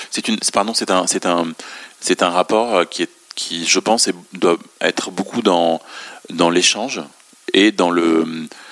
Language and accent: French; Beirut, Beirut Governorate, Lebanon; moved away; also born or lived in France; je suis né et j'ai grandi à Beyrouth